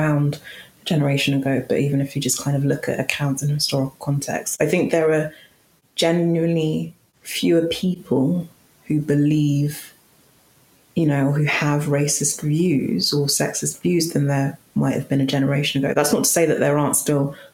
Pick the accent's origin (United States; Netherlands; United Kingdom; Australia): United Kingdom; London; accent: London, quite posh; a bog standard, quite, you know, London, quite posh accent